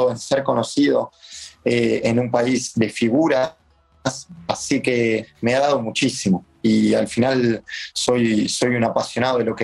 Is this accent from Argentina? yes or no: yes; Argentina; lo que nos diferencia de los demás como argentinos y como equipo es que damos ese 10% más que los demás.